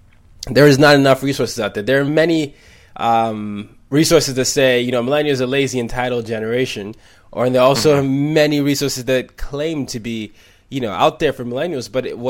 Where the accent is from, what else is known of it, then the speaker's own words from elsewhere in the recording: Nigeria; English is a second language; I grew up in 5 countries, you know, I'm from Nigeria